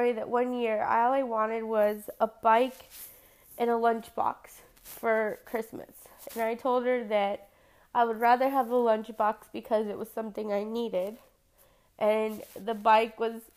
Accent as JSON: {"language": "English", "town": "San Antonio", "region": "Texas", "country": "United States", "tie": "born or raised there", "said": "I've born and raised in San Antonio, grew up here."}